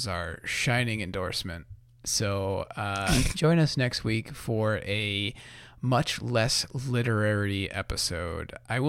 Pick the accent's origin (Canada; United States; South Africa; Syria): United States; Northeast; I mean, I'm from the Northeast.